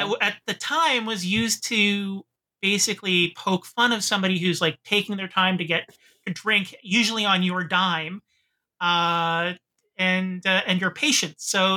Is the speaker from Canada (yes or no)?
yes; Canada; as a Canadian.